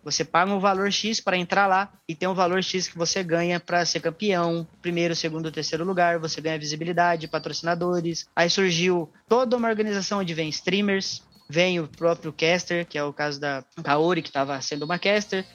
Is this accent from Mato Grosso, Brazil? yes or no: yes; Cuiabá, Mato Grosso, Brazil; eu sou de Cuiabá